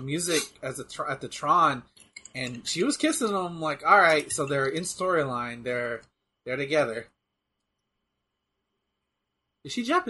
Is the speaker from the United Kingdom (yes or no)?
yes; United Kingdom; God, I'm British as fuck. See, look at me, mate. I ruin everything here in South London.